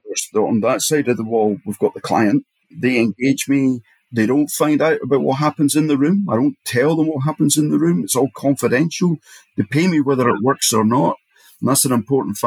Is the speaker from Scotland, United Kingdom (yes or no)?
yes; Edinburgh, Scotland, United Kingdom; I come from Edinburgh